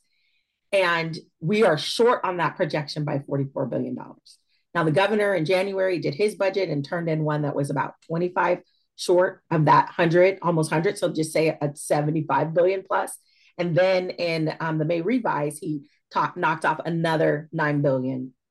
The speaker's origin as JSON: {"language": "English", "town": "Fresno", "region": "California", "country": "United States", "tie": "born or raised there", "also_born_or_lived": "Suisun City, California", "moved": "as an adult", "lives_now": "Northern California, United States", "said": "I was raised in the Central Valley. I'm a Fresno girl, born and raised"}